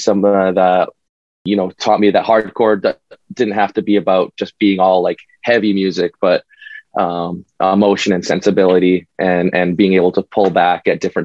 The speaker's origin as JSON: {"language": "English", "town": "Winnipeg", "region": "Manitoba", "country": "Canada", "moved": "yes", "lives_now": "Toronto, Canada", "said": "I'm in Toronto now, but we're from Winnipeg"}